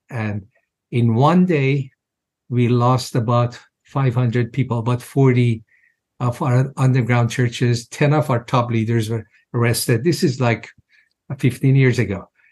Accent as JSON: {"language": "English", "country": "Iran", "tie": "born or raised there", "moved": "as an adult", "lives_now": "United States", "said": "I was born in Iran, of course, as a Muslim, and I was pretty devout in my early years"}